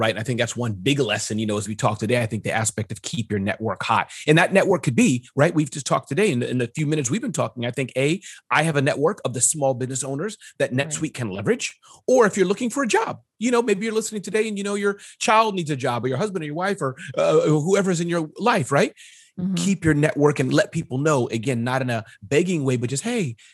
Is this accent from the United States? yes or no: no; China; born there; I was born in China and I speak fluent Mandarin.